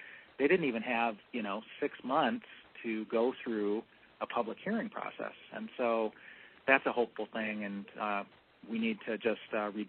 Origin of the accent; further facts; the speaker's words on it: Michigan, United States; I'm from Michigan.